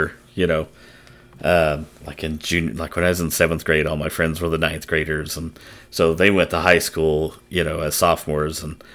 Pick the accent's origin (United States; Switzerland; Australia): United States; Guymon, Oklahoma; moved away as an adult; also born or lived in Nebraska; growing up in Guymon